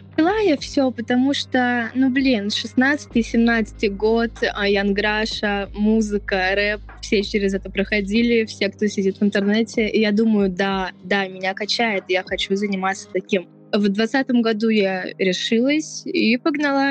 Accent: Siberia, Russia; Я родом из Сибири

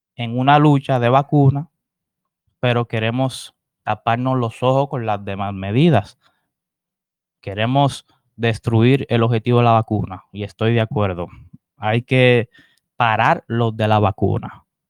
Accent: Dominican Republic

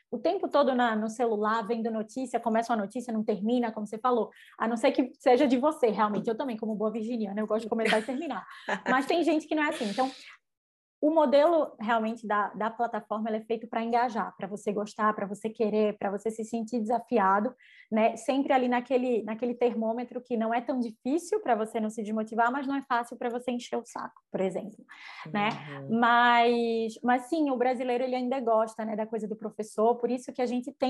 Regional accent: Northeast Region, Brazil; eu sendo nordestina, por mais que, né, eu tô aqui, minha equipe tá toda em São Paulo

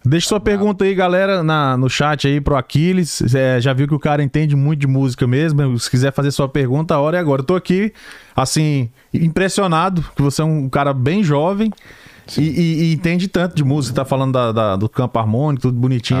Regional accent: Brasília, Federal District, Brazil; now in United States; a gente é da segunda geração, da de Brasília, são os brasilienses

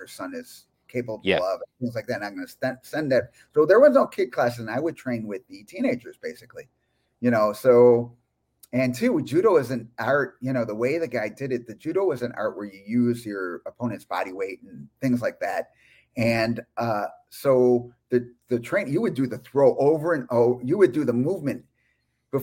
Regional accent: Chicago, Illinois, United States; I am from Chicago, Illinois, USA

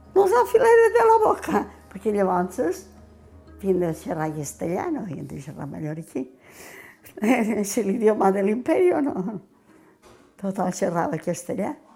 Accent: Pollença, Balearic Islands, Spain; Jo vaig néixer tota la vida he viscut al Calvari perquè vaig néixer a l'Ajuntament

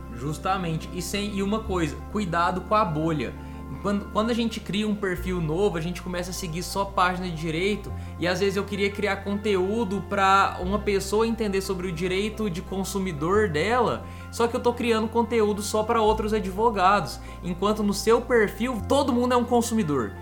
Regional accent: Minas Gerais, Brazil; eu que sou de Minas Gerais

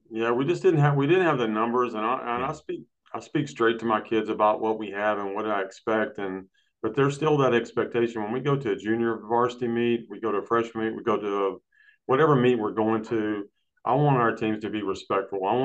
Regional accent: Brownwood, Texas, United States; I'm from uh, Brownwood.

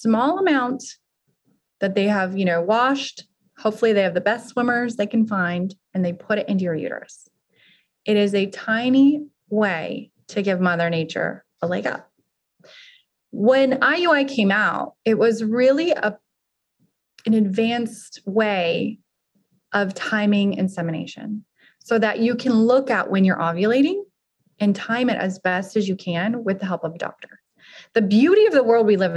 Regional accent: Arizona, United States; now in Austin, United States; I'm actually from Arizona, but I've lived in Austin now almost as long as I've lived anywhere else

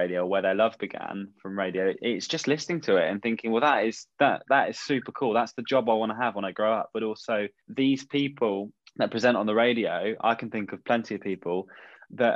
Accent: Somerset, South West England, United Kingdom; I grew up in Somerset

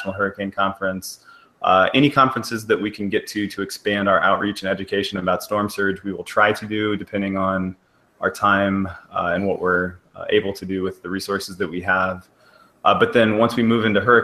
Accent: Missouri, United States; moved away as an adult; I'm from Missouri, so I had all four seasons

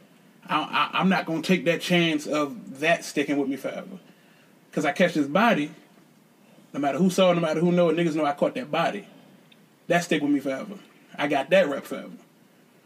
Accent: Richmond, Virginia, United States; I'm from Richmond

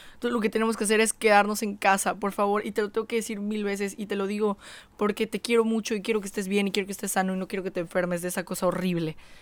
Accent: Mexico

